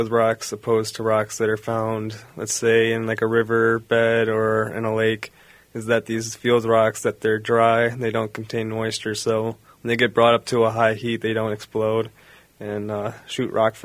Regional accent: Milwaukee, Wisconsin, United States; I'm from the Milwaukee area

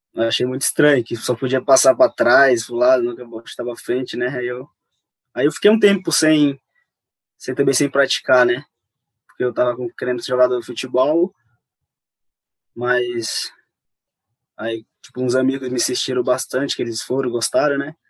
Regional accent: Satubinha, Maranhão, Brazil; moved away; tem um povoado onde eu moro, que chama Timorante, onde eu nasci lá

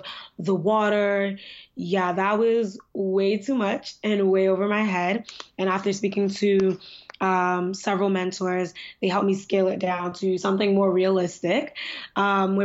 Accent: New York, United States; also born or lived in Nigeria; I'm pretty young, I think. I'm 23. I'm from New York

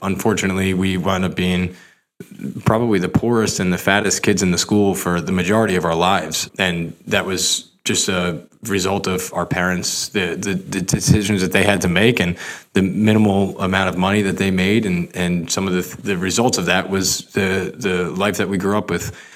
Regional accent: Rumson, New Jersey, United States; I grew up in Monmouth County, New Jersey

